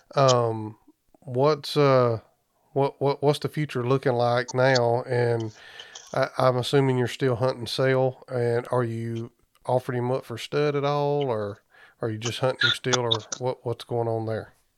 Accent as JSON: {"language": "English", "region": "Southeast Alabama", "country": "United States", "moved": "yes", "said": "my old stomping grounds. I'm actually from Southeast Alabama"}